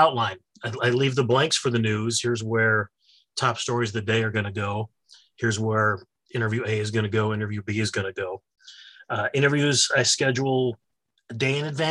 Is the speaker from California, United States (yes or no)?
no; Syracuse, New York, United States; moved away as an adult; now in Rochester, United States; I grew up in around the Syracuse area.